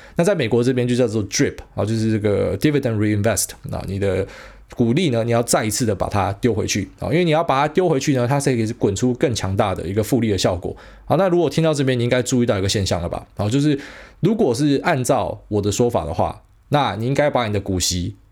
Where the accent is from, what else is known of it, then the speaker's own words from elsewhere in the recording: Taiwan; 我们台湾人